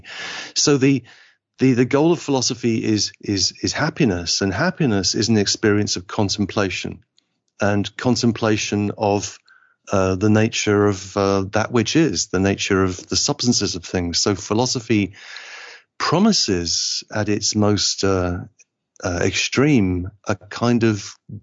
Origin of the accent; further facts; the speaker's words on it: Liverpool, North West England, United Kingdom; I'm English, but I feel like my family is from Liverpool, and Liverpool is just happens to be in England